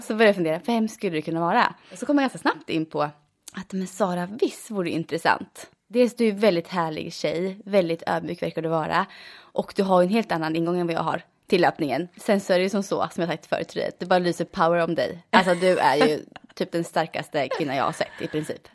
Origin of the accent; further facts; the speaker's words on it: Motala, Östergötland, Sweden; Jag eh, bor i Motala där jag är född och uppvuxen